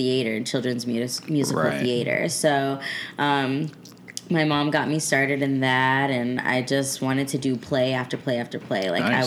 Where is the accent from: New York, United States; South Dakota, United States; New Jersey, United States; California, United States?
California, United States; also born or lived in Scottsdale, Arizona; I was born out there, and I moved to California when I was 9.